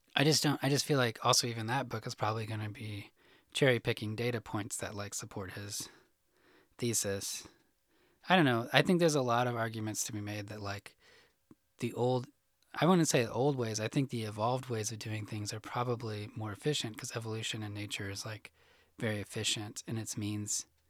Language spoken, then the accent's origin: English; Illinois, United States; moved away as an adult; now in Arkansas, United States; I grew up in Illinois